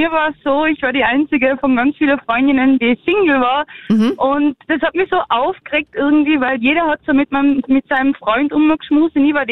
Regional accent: Zillertal, Tyrol, Austria; beim Gauderfest bei uns im Zillertal

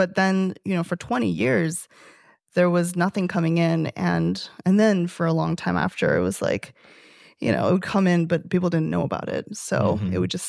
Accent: Toronto, Ontario, Canada; we're about to launch in Canada, which I'm excited about because I'm from Toronto.

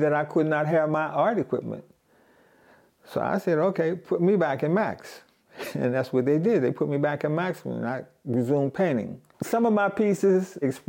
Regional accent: Pittsburgh, Pennsylvania, United States; I'm from Pittsburgh, Pennsylvania

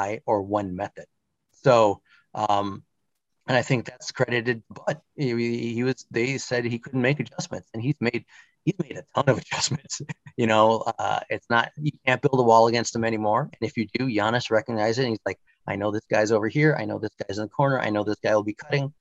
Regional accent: Milwaukee, Wisconsin, United States; moved away as an adult; also born or lived in New York; I grew up in Milwaukee, and then I moved out to the East Coast in 1999

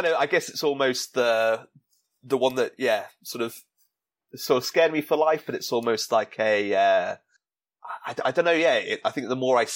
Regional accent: England, United Kingdom; overcast day, which where I'm from in England often is

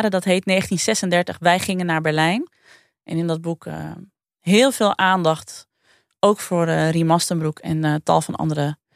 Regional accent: Sneek, Friesland, Netherlands; Ik kom natuurlijk uit Sneek, dus dit was ook een beetje

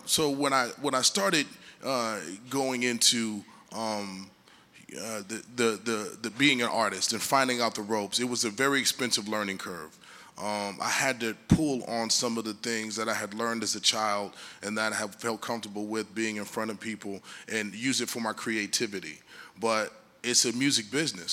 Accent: Detroit, Michigan, United States; I was born in Detroit, Michigan

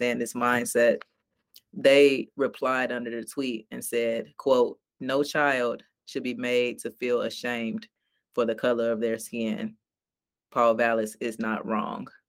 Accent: Chicago, Illinois, United States; growing up in North Lawndale on the West Side, I have always known that I'm Black.

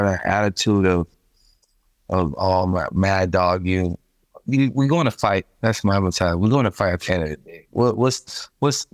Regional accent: United States; us Americans

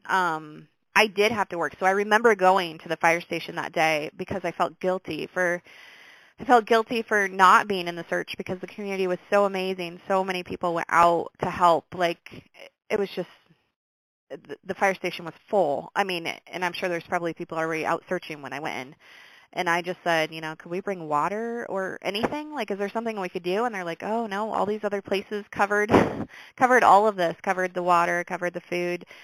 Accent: Brooklyn, Iowa, United States; born or raised there

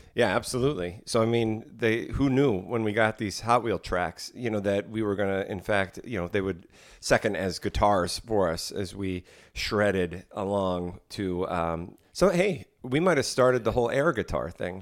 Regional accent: Morristown, New Jersey, United States; growing up in Morristown, New Jersey

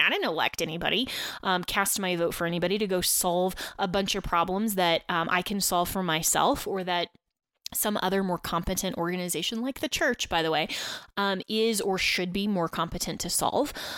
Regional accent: Colorado, United States; also born or lived in Washington, D.C.; I am broadcasting to you today from the great state of Colorado, um, my home state, and uh, where I grew up

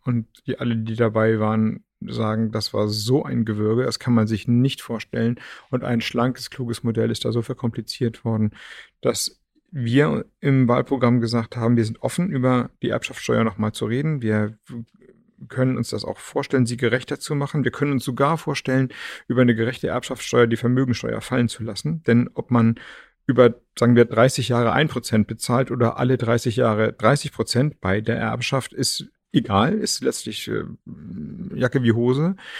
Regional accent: Flensburg, Schleswig-Holstein, Germany; Ich komme ja aus Flensburg

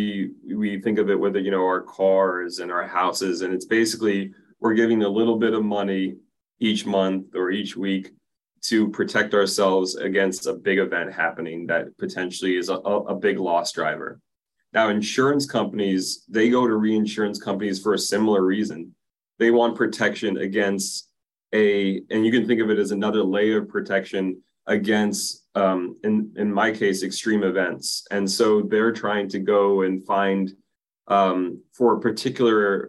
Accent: Silver Spring, Maryland, United States; I grew up in Silver Spring, Maryland, just outside of DC

